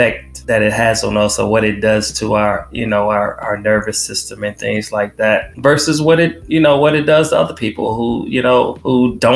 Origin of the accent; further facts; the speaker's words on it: Detroit, Michigan, United States; moved away as an adult; I was born and raised in Detroit, born in North Detroit General Hospital. That's actually in Hamtramck.